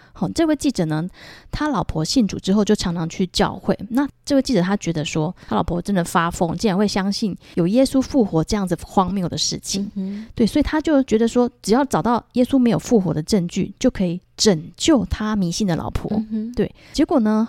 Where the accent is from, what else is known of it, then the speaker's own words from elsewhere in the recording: Taiwan; 那还有我们台湾人呢、啊，我们封的妈祖嘛